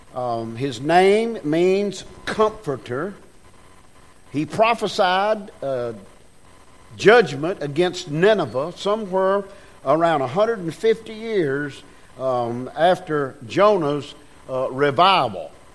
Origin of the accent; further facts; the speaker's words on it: United States; I was born in America